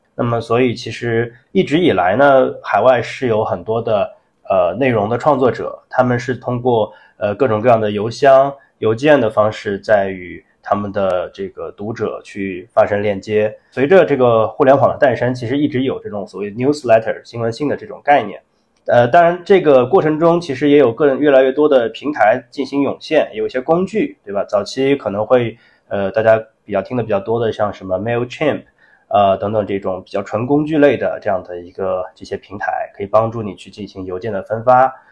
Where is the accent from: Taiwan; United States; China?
China; 我们中国人，我们也习惯了说，在微信上，不管是聊天还是说工作上，都用微信